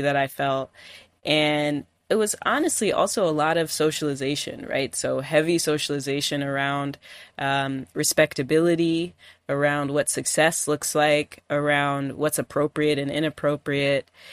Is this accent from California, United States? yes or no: yes; California, United States; now in Detroit, United States; I grew up in California